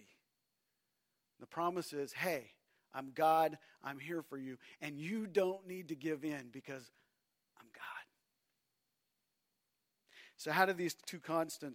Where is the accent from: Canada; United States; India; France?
Canada; I'm a Canadian